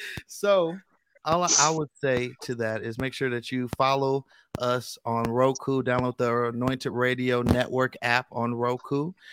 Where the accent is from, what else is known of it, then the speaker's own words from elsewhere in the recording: Richmond, California, United States; I'm from the Bay Area, California. Oh, Richmond.